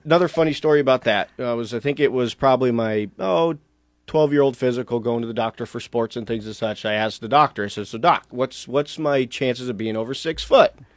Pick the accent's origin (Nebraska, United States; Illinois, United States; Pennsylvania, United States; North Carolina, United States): Nebraska, United States; Lincoln; I grew up in Lincoln